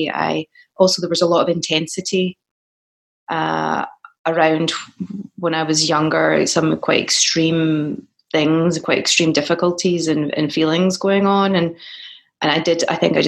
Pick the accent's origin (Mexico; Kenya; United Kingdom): United Kingdom; Scotland; moved away as an adult; now in United States; I've worked more as a Scottish person here